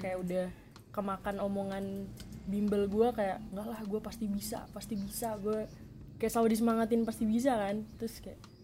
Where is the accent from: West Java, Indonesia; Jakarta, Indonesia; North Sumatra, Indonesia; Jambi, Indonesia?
West Java, Indonesia; Bandung; moved away as an adult; also born or lived in Surabaya; gue orang Bandung sebenarnya